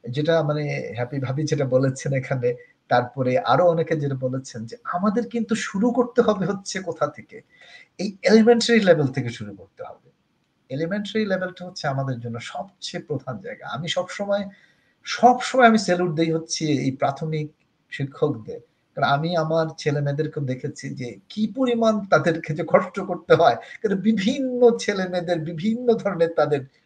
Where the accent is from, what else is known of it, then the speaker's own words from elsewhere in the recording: Bangladesh; আমি যেহেতু বাংলাদেশে এবং বাঙালি মানুষ